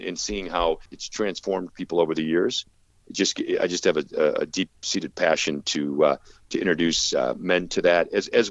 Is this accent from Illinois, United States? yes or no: yes; Chicago, Illinois, United States; moved away; I'm originally from Chicago